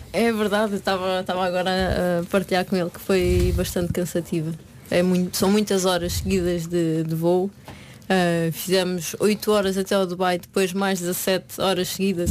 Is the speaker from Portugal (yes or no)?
yes; Portugal; moved away; comecei no Oriense, que, que, era onde eu vivia, o clube da minha terra, uh, onde os meus pais vivem ainda.